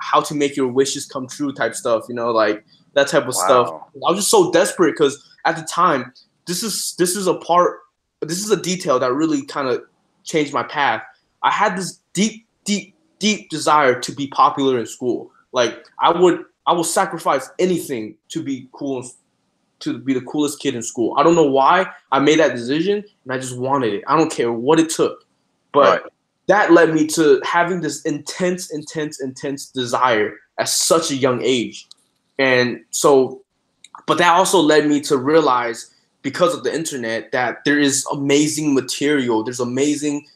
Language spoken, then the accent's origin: English; China; also born or lived in New York, United States; now in United States; I was born in New York, but I was raised in China. I was sent to China since I was 2 months old